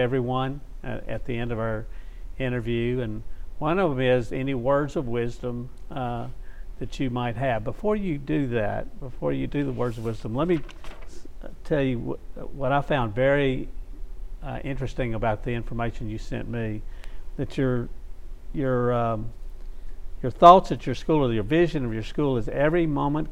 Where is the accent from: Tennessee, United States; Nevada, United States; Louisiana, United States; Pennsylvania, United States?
Louisiana, United States; Shreveport; I was raised in North Shreveport.